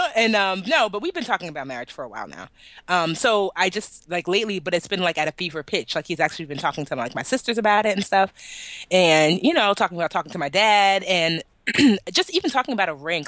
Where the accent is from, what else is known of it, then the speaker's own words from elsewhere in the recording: Nigeria; I love being Nigerian